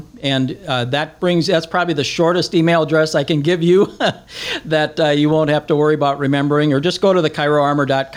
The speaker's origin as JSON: {"language": "English", "region": "South Dakota", "country": "United States", "tie": "born or raised there", "moved": "yes", "said": "in South Dakota, nice. My home state where I'm from"}